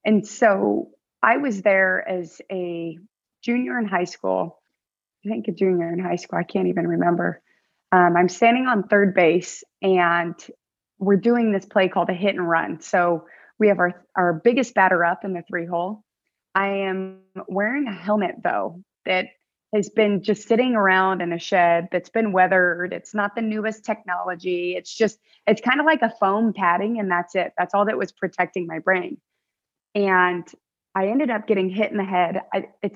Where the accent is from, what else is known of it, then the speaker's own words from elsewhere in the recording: United States; I'm a Filipino American